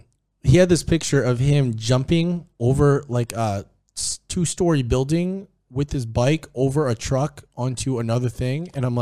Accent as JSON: {"language": "English", "town": "Cebu", "region": "Central Visayas", "country": "Philippines", "said": "Oh, dude, that's my home country, bro. My home place."}